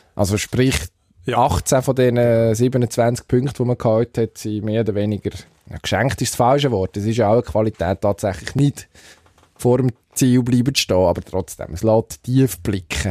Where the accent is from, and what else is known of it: Switzerland